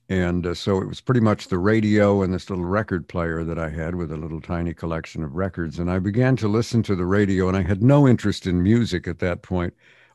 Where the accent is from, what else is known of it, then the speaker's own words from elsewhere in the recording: Montreal, Quebec, Canada; also born or lived in England; now in United States; Yeah, well, I was born in England, and but we left when I was two, so I have no conscious memory of England at all. Mm-hmm. And we ended up in Montreal, Canada, where I spent my formative years.